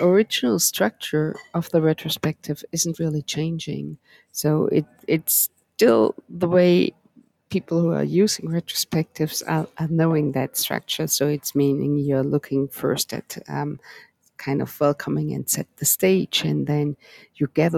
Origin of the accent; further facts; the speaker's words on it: Germany; moved away; I'm from Germany originally